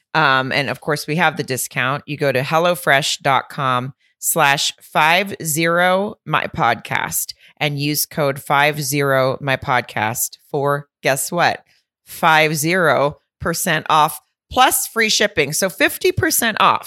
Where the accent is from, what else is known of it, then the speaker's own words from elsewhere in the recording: the South, United States; I'm from the South